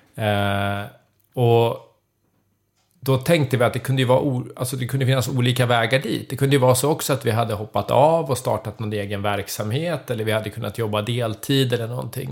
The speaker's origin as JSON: {"language": "Swedish", "town": "Södertälje", "region": "Stockholm County", "country": "Sweden", "tie": "born or raised there", "moved": "as an adult", "lives_now": "Leksand, Sweden", "said": "jag är född och uppvuxen i Södertälje så jag har ju flyttat till Leksand"}